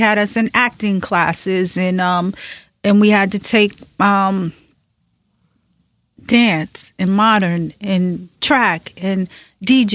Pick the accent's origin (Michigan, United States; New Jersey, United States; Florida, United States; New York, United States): New York, United States; New York City; also born or lived in Clinton Hill, Brooklyn; when we first moved there from Bed-Stuy, I remember it was such an upgrade from where I grew up on Madison between Nostrand and Marcy